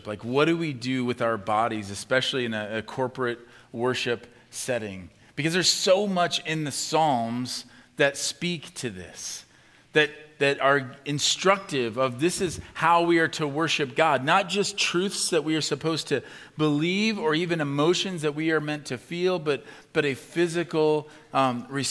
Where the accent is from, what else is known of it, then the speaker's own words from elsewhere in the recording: Midwest, United States; especially as Midwesterners, and I'm a Midwesterner